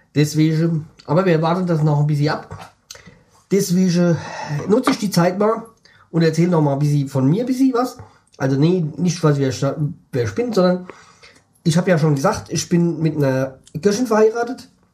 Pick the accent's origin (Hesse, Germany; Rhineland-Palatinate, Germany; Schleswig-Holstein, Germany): Hesse, Germany; für mich, so als Hesse